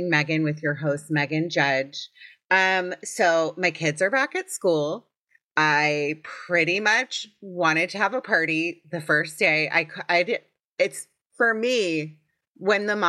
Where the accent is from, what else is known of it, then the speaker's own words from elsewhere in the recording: Potomac, Maryland, United States; I'm from Potomac, Maryland.